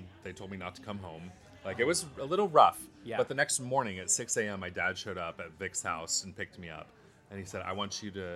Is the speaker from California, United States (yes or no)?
yes; Anaheim, California, United States; now in Spokane, United States; I grew up in Anaheim, California